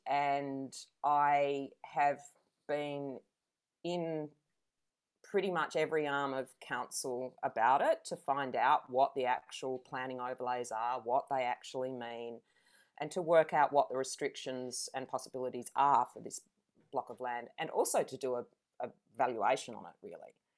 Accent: Adelaide, South Australia, Australia; now in Venus Bay, Australia; I grew up in Adelaide

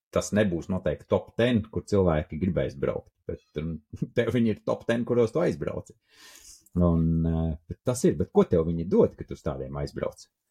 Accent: Latvia; mēs esam latvieši

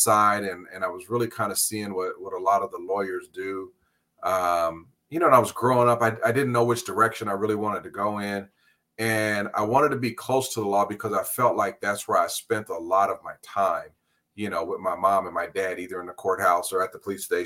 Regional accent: Los Angeles, California, United States; also born or lived in San Pedro / Carson / Compton; I was born and raised right here in LA County.

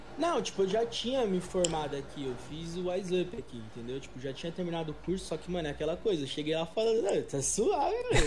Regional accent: São Paulo, Brazil; eu tenho 22 anos, mano, sou de São Paulo, é professor de inglês

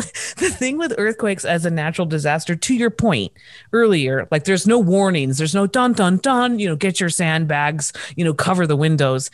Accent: Orange, California, United States; also born or lived in Los Angeles; now in Reno, United States; in my home state and, and city of Orange County in Orange

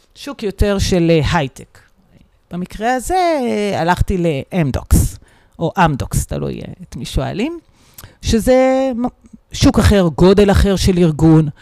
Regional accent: Israel; אנחנו גדלנו כולנו בצבא, או מרביתנו

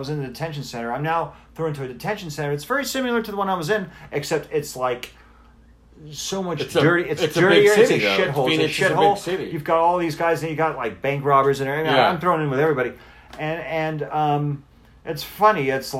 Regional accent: California, United States; yeah, I'm from California, deal with it

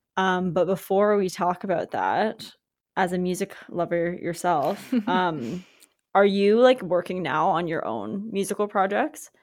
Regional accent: Victoria, British Columbia, Canada; we're from Victoria

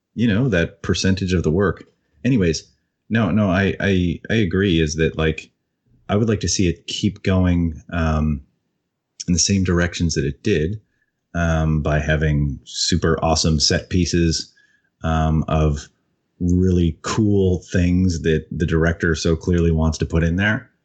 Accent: Canada; I don't speak French, as embarrassing as that is as a Canadian

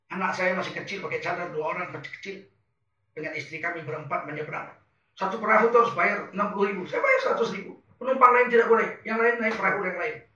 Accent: Medan, North Sumatra, Indonesia; born there; Kami di Sumatera Utara, saya anak yang lahir di Medan.

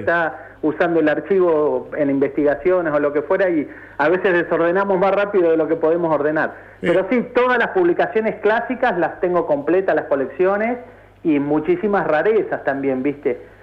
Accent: Ayacucho, Buenos Aires Province, Argentina; now in La Plata, Argentina; yo soy de Ayacucho, no de La Plata

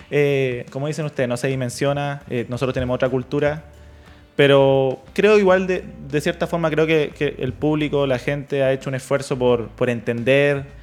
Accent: Chile; nosotros como chilenos tenemos

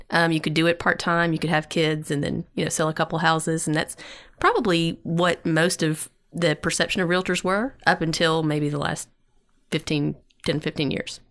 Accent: East Tennessee, United States; I'm from East Tennessee.

